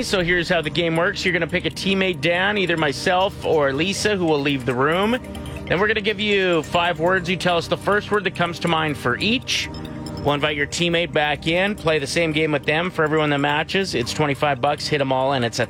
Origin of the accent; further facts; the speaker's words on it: North Battleford, Saskatchewan, Canada; There used to be water slides near my hometown in North Battleford